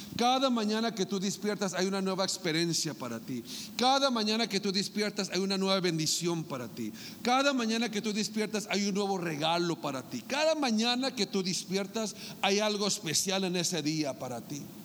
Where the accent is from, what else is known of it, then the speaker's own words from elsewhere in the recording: Mexicali, Baja California, Mexico; moved away; allá en Mexicali, en mi tierra sagrada y santa